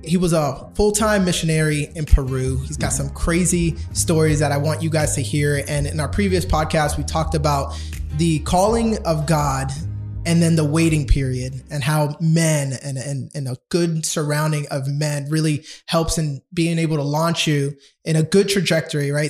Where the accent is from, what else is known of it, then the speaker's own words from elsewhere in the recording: Dominican Republic; first language Spanish; English is a second language; I am Dominican born. All right, I'm uh, Spanish was my first language